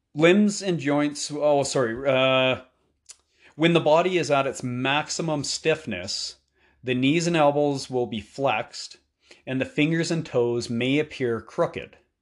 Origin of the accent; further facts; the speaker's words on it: Canada; being Canadian